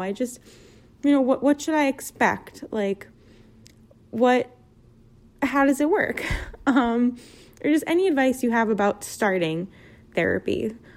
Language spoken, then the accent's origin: English; New York City, New York, United States; moved away as an adult; now in Philadelphia, United States; I'm 26. I'm from Brooklyn.